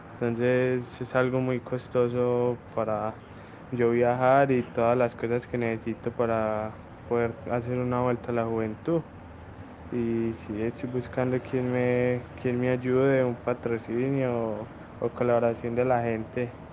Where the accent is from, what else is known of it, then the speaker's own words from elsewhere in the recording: Venecia, Antioquia, Colombia; soy del municipio de Venecia, Antioquia